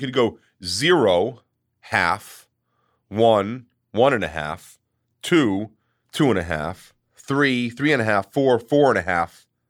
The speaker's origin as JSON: {"language": "English", "area": "Long Island", "region": "New York", "country": "United States", "tie": "born or raised there", "said": "I grew up on Long Island"}